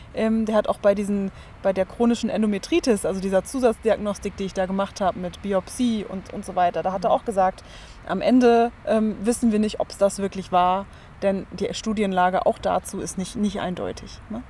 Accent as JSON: {"language": "German", "country": "Germany", "said": "bei uns in Deutschland"}